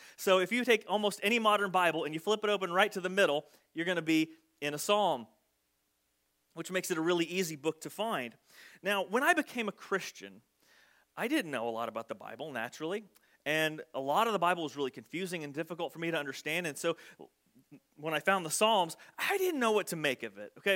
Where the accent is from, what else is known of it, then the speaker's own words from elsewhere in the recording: Southern Illinois, United States; accent: twang; I was from Southern Illinois and I had apparently a bit of a twang to my voice